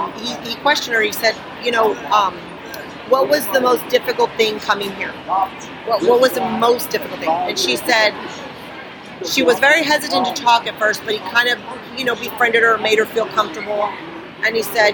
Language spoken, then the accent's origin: English; South Texas, United States; I come from South Texas